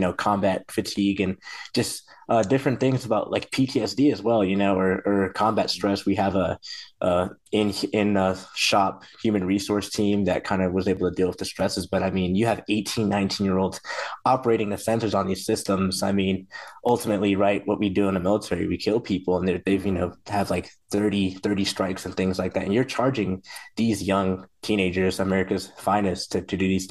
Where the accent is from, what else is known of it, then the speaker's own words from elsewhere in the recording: North Las Vegas, Nevada, United States; moved away as an adult; also born or lived in South Carolina; to go back to my hometown